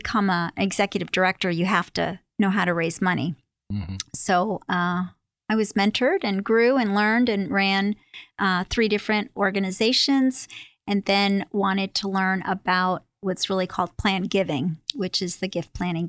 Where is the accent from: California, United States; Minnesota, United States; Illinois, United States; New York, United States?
New York, United States; moved away as an adult; now in Connecticut, United States; I'm born and raised in New York and went to UConn for my undergraduate degree